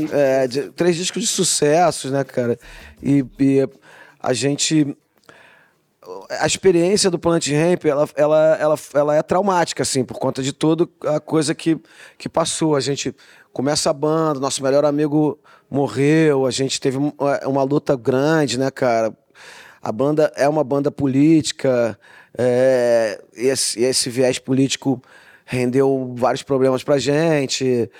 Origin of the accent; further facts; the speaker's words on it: Rio de Janeiro, Brazil; a gente cresceu no Rio de Janeiro nos anos 90 muito violento